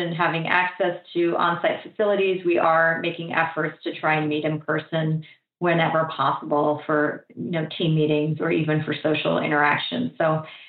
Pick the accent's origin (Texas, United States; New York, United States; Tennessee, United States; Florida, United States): Florida, United States; moved away; I had returned to my hometown in Florida